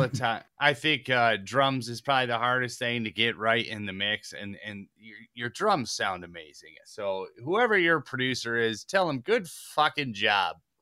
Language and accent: English; Detroit, Michigan, United States; I'm Detroit, Michigan